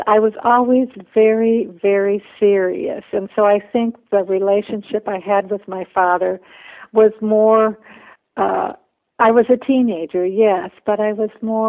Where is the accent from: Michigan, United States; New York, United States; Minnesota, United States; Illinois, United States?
Minnesota, United States; also born or lived in Bolivia; I went to school full-time to the University of Minnesota, but I also worked full-time, so I lived at home